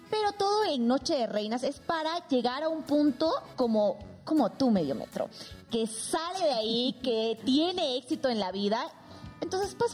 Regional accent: Mexico City, Mexico; Yo soy de la Ciudad

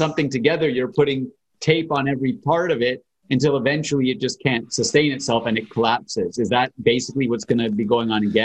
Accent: Canada; as a Canadian

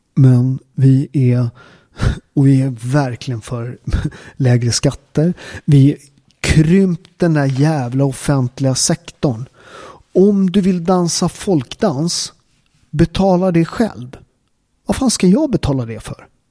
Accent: Upplands Väsby, Stockholm County, Sweden; also born or lived in Naples, Italy; jag är från Upplands Väsby, en förort

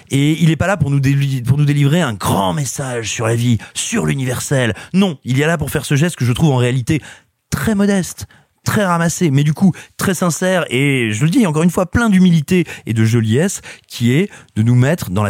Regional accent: Paris, Île-de-France, France; je suis parisien

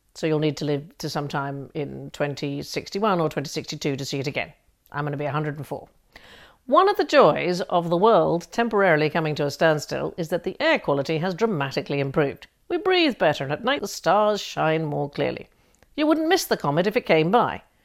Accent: New York, United States; when I was a kid, uh, growing up in New York

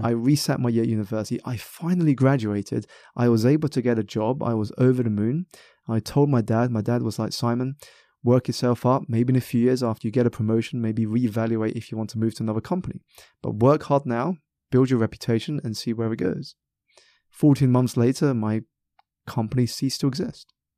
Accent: South East England, United Kingdom; I was born in Southeast England, um, very much part of a minority

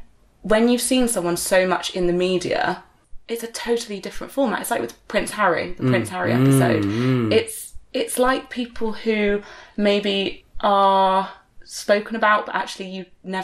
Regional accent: Exeter, South West England, United Kingdom; born or raised there

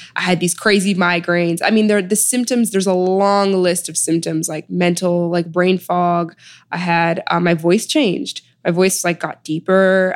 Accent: Chicago, Illinois, United States; moved away as an adult; also born or lived in Sudan / New Haven; now in New York, United States; I was born in Sudan and I was raised in Chicago

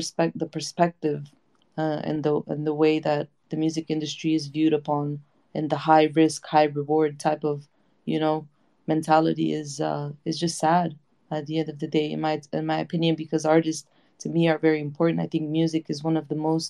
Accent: United States; I grew up in the States

